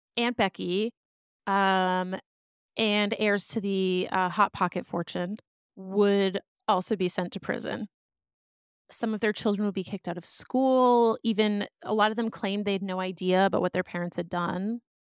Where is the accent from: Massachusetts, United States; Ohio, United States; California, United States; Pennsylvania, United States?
Massachusetts, United States; outside of Boston; moved away as an adult; also born or lived in Philadelphia; now in Los Angeles, United States; I grew up outside of Boston in a suburb